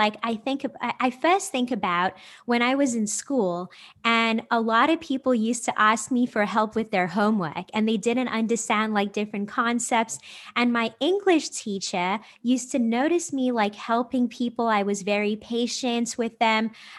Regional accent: South Africa; now in United States; I'm originally from South Africa and I just moved back to the United States last year. I'm 29 years old.

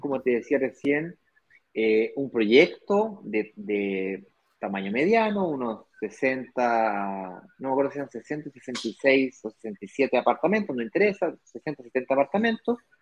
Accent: Chile; yo como chileno

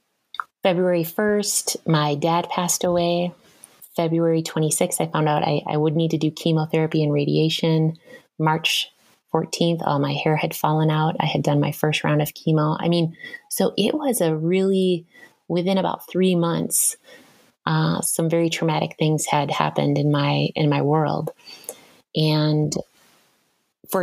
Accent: Madison, Wisconsin, United States; also born or lived in Southern California / East Coast; now in Minnesota, United States; I grew up in Madison, Wisconsin

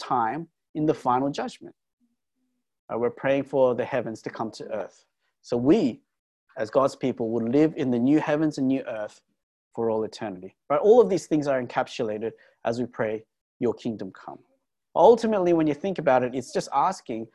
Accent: Australia; we're Australian

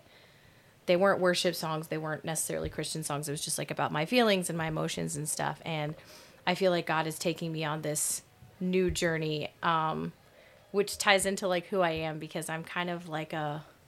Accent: Fredericktown, United States; I'm from Fredericktown, from right here

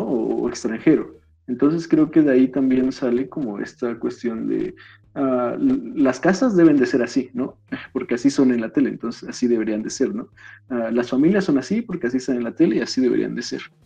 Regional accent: Mexico; los mexicanos somos quienes mejor tocamos el, el balompié

